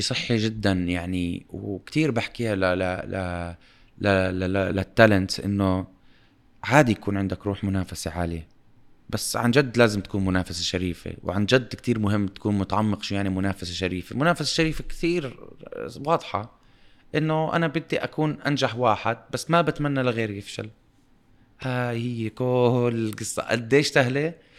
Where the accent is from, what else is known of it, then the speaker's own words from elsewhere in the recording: Amman, Amman Governorate, Jordan; also born or lived in Dubai; وإحنا انولدنا بعمان بمكان في أمان